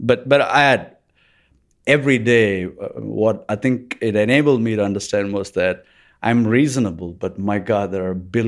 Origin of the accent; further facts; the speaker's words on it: Bangalore, Karnataka, India; also born or lived in Chennai; I was born in Chennai in India. And I grew up in Bangalore in India.